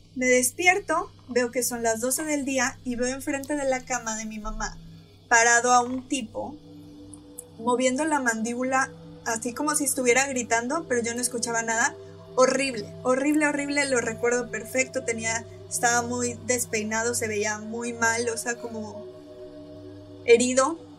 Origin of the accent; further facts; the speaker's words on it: Veracruz, Mexico; yo soy de Veracruz